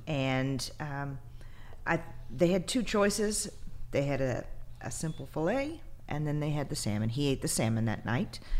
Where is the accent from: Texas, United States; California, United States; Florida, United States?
Texas, United States; I'm from Texas. You know, I live in the USA